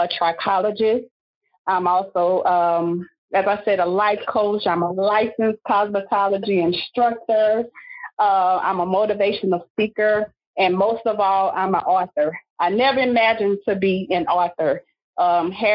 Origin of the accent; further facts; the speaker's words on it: Simmesport, Louisiana, United States; now in Lafayette, United States; I'm originally from Simsport, Louisiana